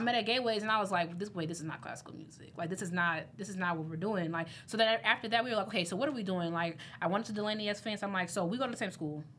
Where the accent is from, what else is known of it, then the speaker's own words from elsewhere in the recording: Midwest, United States; I'm from the Midwest